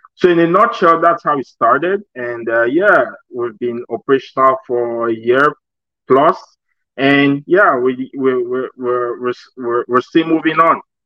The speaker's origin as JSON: {"language": "English", "country": "Cameroon", "moved": "as an adult", "said": "my home country. I'm actually from Cameroon."}